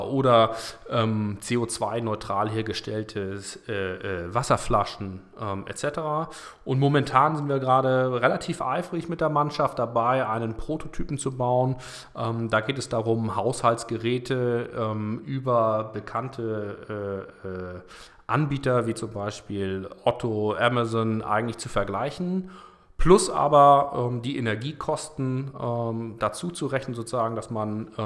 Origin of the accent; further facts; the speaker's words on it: Kiel, Schleswig-Holstein, Germany; born there; ähm, 40 Jahre alt, ähm, geboren in Kiel